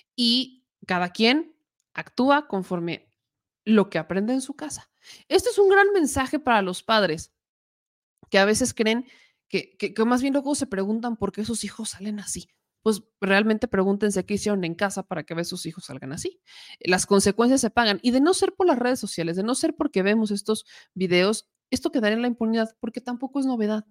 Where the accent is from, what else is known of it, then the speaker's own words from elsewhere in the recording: Puebla, Mexico; los poblanos son, somos, porque soy poblana